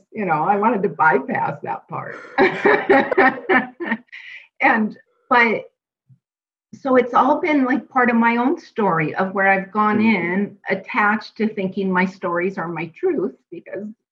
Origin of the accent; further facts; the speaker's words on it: Pacific Northwest, United States; moved away as an adult; now in Arizona, United States; I am from the Pacific Northwest and born and raised